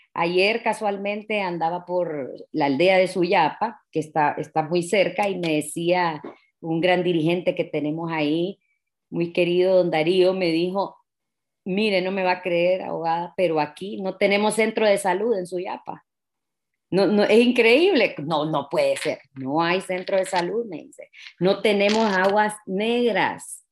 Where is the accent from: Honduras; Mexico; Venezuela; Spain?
Honduras; Tegucigalpa, Francisco Morazán; yo nací aquí en Tegucigalpa, me gradué en una escuela bilingüe